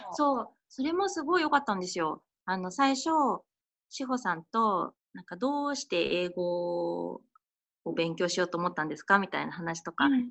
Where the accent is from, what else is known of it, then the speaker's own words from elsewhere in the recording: Kawagoe, Saitama, Japan; 私も川越出身で、